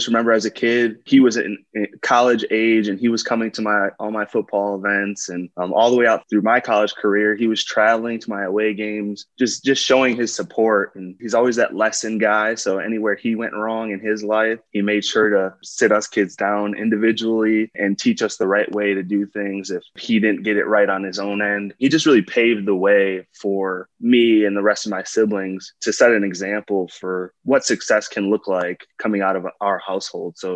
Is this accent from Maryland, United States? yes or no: no; West Bend, Wisconsin, United States; also born or lived in Brown Deer; I grew up in West Bend, Wisconsin, a small city about 30 minutes north of, of uh, Milwaukee, Wisconsin.